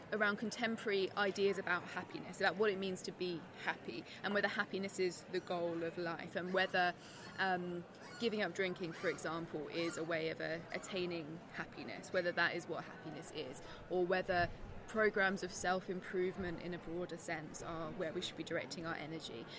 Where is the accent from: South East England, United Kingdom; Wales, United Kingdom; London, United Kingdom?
South East England, United Kingdom; moved away as an adult; also born or lived in Nottingham, United Kingdom; now in Denmark; I'm from England, from the southeast of England. Um, which is where I grew up.